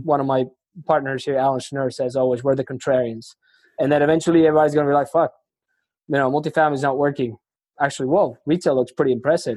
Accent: Argentina; first language Spanish; English is a second language; now in Houston, United States; I'm originally from Argentina. I speak, you know, Spanish is my first language.

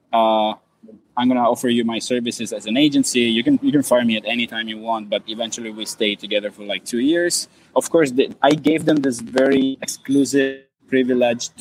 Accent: Italy; moved away as an adult; also born or lived in Germany / Spain / Sweden / China; I come from Italy, but I've been working in Germany, Spain, Sweden before moving to China and then go to Hong Kong.

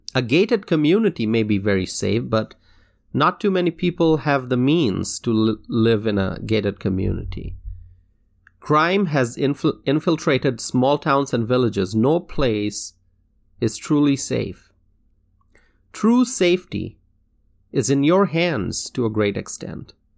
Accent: Dhaka, Dhaka Division, Bangladesh; now in United States; I grew up in Dhaka, Bangladesh

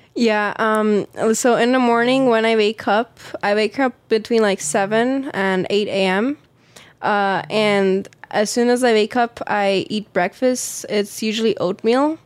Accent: Las Vegas, Nevada, United States; I was born in Las Vegas. Uh, it's where I live right now.

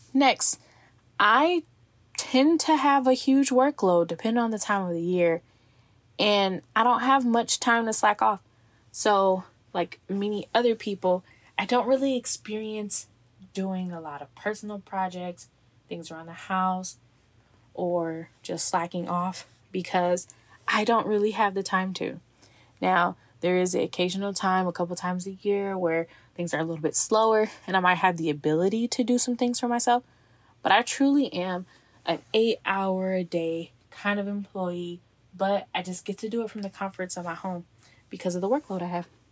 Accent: Texas, United States; moved away as an adult; now in Seattle, United States; my office is actually located in my hometown, so when I'm back to visit family and friends

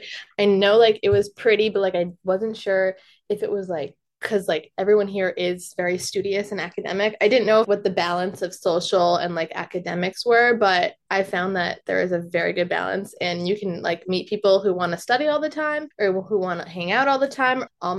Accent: Westchester, New York, United States; I'm from Westchester.

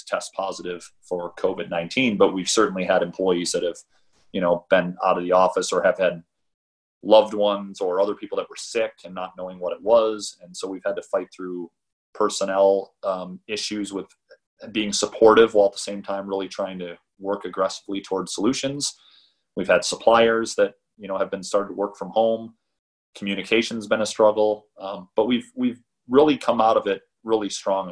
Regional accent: Midwest, United States; moved away; I'm from the Midwest originally

